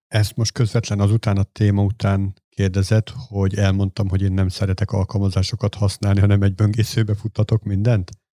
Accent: Hungary; én csak egy ilyen smucig magyar vagyok

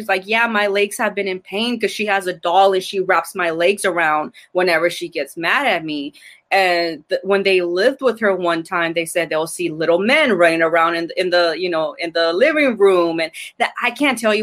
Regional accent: Argentina; I'm from Argentina

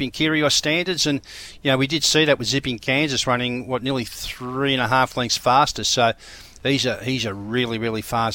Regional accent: Queensland, Australia; I know from being a Queenslander

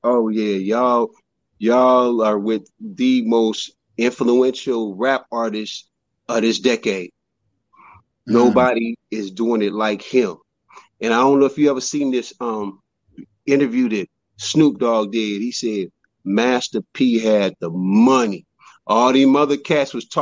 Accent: Richmond, California, United States; also born or lived in Sherman Oaks, California; I'm from Richmond, California. Everybody aspires to be something big where I'm from

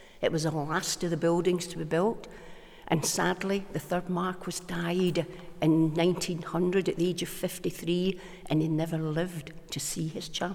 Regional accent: Glasgow, Scotland, United Kingdom; moved away; also born or lived in Isle of Bute; Me being a Glaswegian

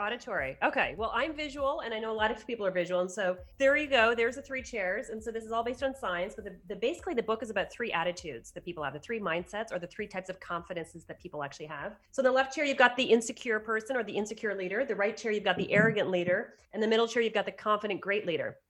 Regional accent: outside of Toronto, Ontario, Canada; I was asked by a local doctor in my hometown outside of Toronto to start up a counseling practice within his medical center

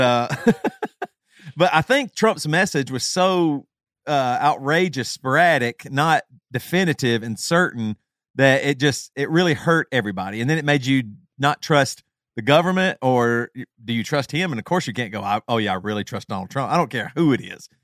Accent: South Carolina, United States; now in Champaign, United States; growing up in South Carolina

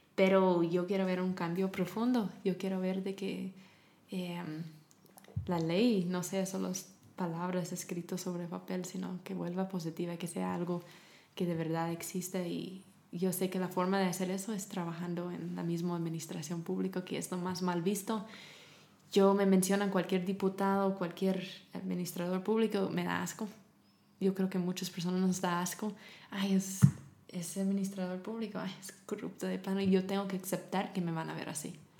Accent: United States; Spanish is a second language; moved away as an adult; also born or lived in Germany / Romania; now in Guatemala; yo era la gringa

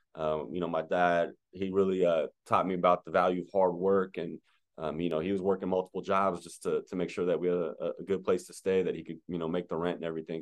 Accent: Las Vegas, Nevada, United States; first language French; English is a second language; born and raised in Las Vegas, Nevada

